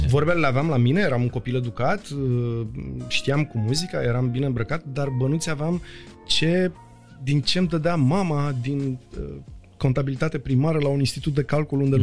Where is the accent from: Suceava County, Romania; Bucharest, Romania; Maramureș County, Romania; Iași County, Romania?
Bucharest, Romania; sunt toți din Berceni. Noi acolo suntem o mare familie